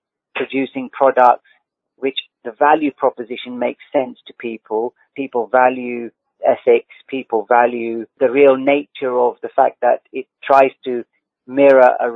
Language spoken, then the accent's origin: English; United Kingdom; living in the UK, being a British person